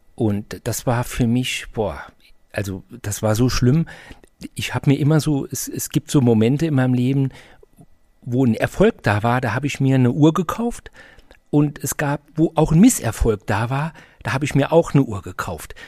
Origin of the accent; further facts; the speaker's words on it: Saarbrücken, Saarland, Germany; ich komme aus Saarbrücken